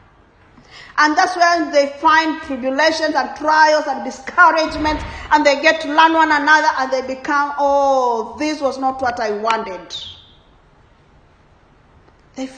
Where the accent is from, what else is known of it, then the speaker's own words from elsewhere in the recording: Kenya; I come from Kenya, and Kenyans are known for running